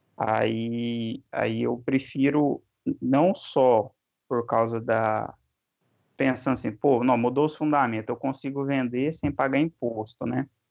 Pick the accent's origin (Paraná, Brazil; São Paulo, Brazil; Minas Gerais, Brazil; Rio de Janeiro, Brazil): Minas Gerais, Brazil; interior of; accent: interior de Minas; meu sotaque já entregou, né, interior de Minas